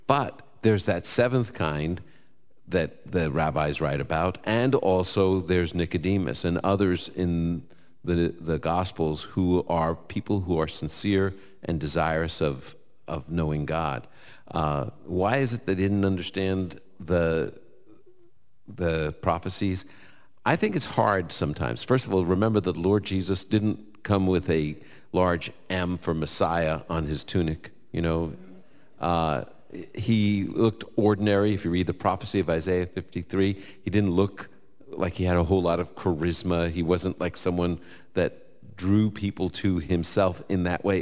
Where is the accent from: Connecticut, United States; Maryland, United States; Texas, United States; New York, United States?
New York, United States; I'm from New York.